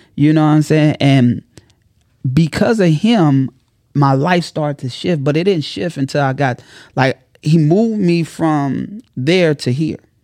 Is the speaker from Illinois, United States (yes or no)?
yes; Chicago, Illinois, United States; I'm from Chicago